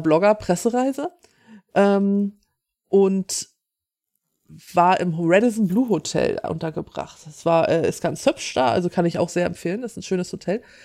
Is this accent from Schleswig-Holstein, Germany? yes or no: yes; Schleswig-Holstein, Germany; ich bin hier aus Norddeutschland, ich bin aus Schleswig-Holstein.